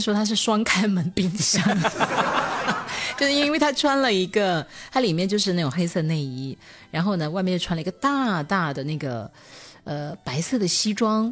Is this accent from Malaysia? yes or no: no; China; 我们中国人